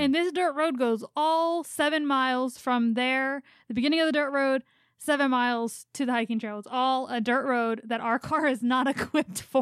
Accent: Philadelphia, Pennsylvania, United States; unless you're from Philly, you don't know where Mayfair is, which is where I grew up

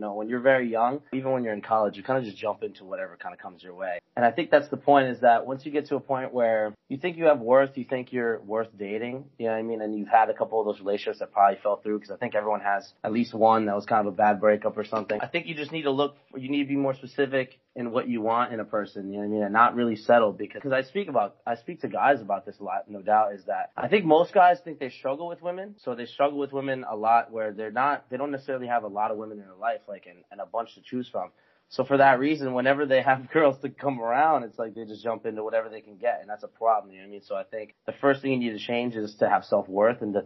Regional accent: South River, New Jersey, United States; also born or lived in Florida; now in Jacksonville, United States; I am originally from New Jersey

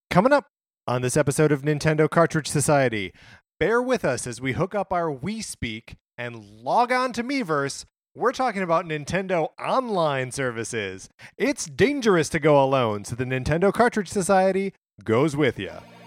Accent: Wisconsin, United States; I grew up in Wisconsin

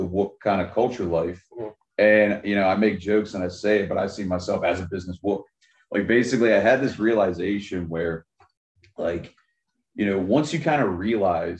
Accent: Baltimore, Maryland, United States; moved away; also born or lived in Virginia; I'm from Baltimore originally

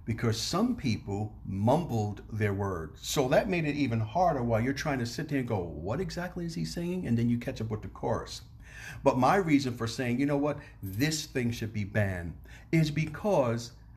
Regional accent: New York City, New York, United States; I'm from New York City

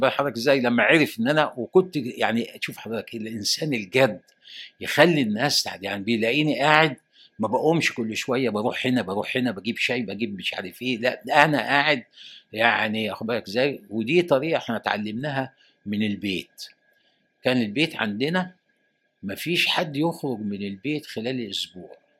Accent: Egypt

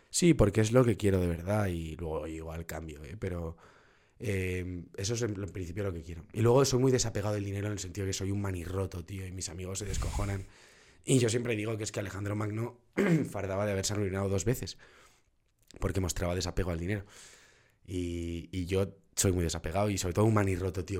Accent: Madrid, Community of Madrid, Spain; Nací en Madrid y soy muy, muy madraca, tío, muy madraca

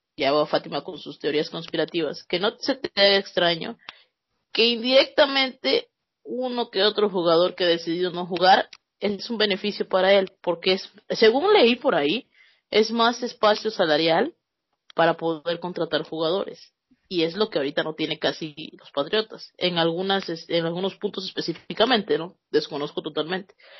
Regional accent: Mexico; así somos los mexicanos

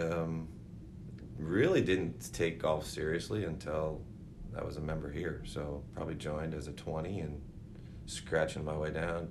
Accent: Seattle, Washington, United States; also born or lived in Enumclaw; I was born in Seattle, at Swedish Hospital. Grew up in Magnolia, West Seattle area

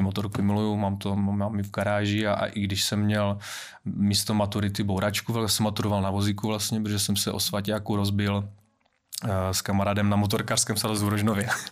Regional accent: Valašské Meziříčí, Zlín Region, Czechia; jsem Valach

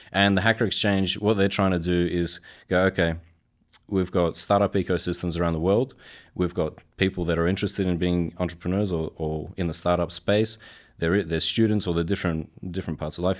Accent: Australia; I'm Polish in background and I was born and raised in Australia.

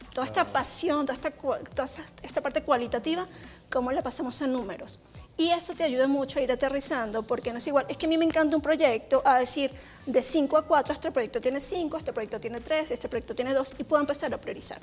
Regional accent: Venezuela; moved away as an adult; now in Mexico; soy venezolana, ya llevo casi ocho años en México feliz

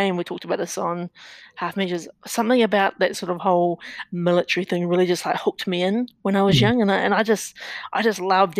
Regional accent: Napier, Hawke's Bay, New Zealand; growing up in New Zealand, we only had two TV channels

